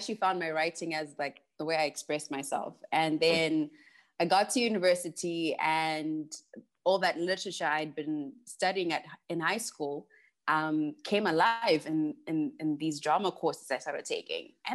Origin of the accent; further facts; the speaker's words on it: Harare, Zimbabwe; I actually wasn't born in the village, but I was born in Harare, Zimbabwe. Mm-hmm. And I grew up in a very conservative family.